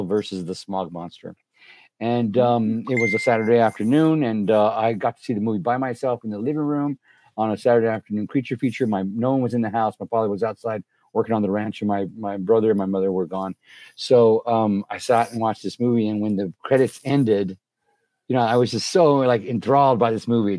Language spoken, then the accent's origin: English; Helotes, Texas, United States; I grew up in South Texas in a little town called Helotes, Texas.